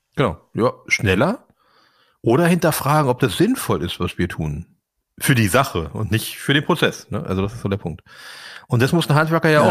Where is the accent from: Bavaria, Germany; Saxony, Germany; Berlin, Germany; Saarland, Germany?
Berlin, Germany; ich bin nun tatsächlich in Kreuzberg geboren